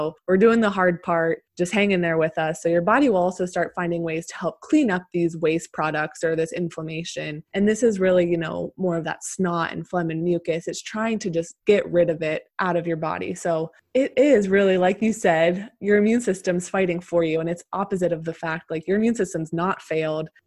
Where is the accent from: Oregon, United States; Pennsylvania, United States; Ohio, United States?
Pennsylvania, United States; moved away as an adult; also born or lived in Arizona; I'm originally from Pennsylvania, and then I ended up moving to Arizona for med school after undergrad.